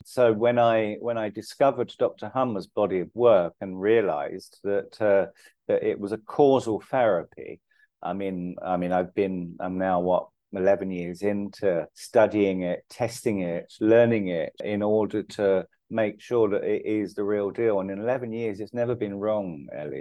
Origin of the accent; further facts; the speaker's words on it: London, United Kingdom; moved away as an adult; now in India; My dad's Irish, my mum's English, but I grew up in London